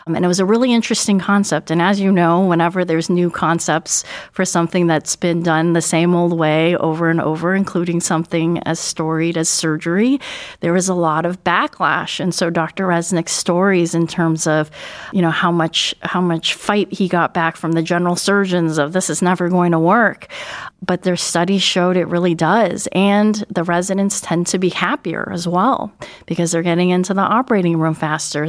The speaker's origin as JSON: {"language": "English", "region": "Northern California", "country": "United States", "tie": "born or raised there", "also_born_or_lived": "Buffalo, New York / Albany, New York / Seattle, Washington", "moved": "as an adult", "lives_now": "Cleveland, United States", "said": "I grew up mostly in Northern California"}